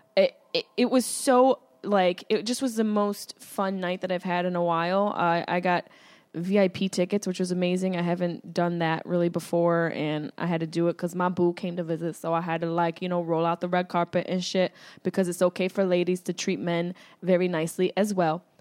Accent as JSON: {"language": "English", "town": "Syracuse", "region": "New York", "country": "United States", "tie": "born or raised there", "said": "That's my hometown"}